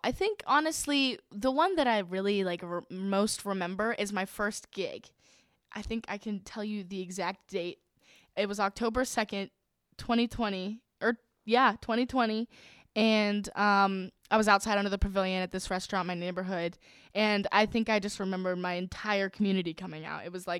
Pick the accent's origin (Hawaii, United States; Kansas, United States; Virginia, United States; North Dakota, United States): Virginia, United States; I'm from Virginia.